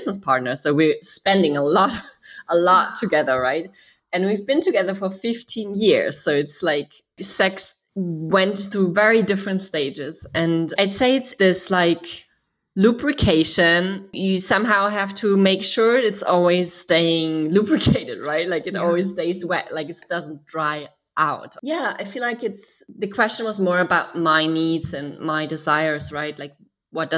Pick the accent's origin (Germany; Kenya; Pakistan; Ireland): Germany; I grew up in Germany